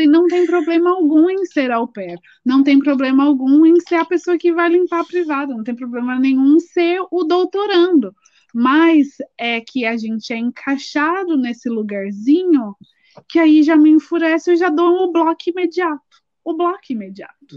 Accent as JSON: {"language": "Portuguese", "region": "São Paulo", "country": "Brazil", "said": "a gente é de São Paulo"}